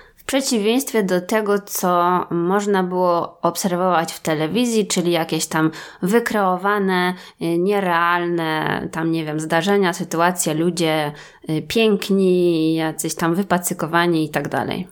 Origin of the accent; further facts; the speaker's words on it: Wrocław, Lower Silesian Voivodeship, Poland; my z Wrocławia